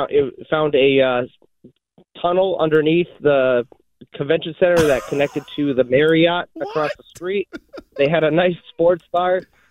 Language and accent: English; Massachusetts, United States; I said, no, you don't get it. I'm from Massachusetts. Patriots are in the Super Bowl.